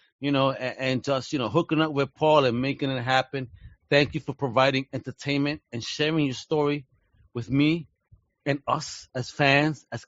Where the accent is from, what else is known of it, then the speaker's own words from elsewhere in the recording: New York, United States; moved away; being a Puerto Rican kid growing up in New York